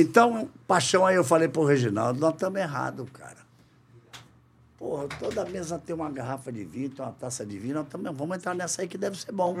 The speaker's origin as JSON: {"language": "Portuguese", "region": "Rio de Janeiro", "country": "Brazil", "tie": "born or raised there", "also_born_or_lived": "São Paulo", "moved": "yes", "said": "Voltei para minha terra, para o Rio de Janeiro"}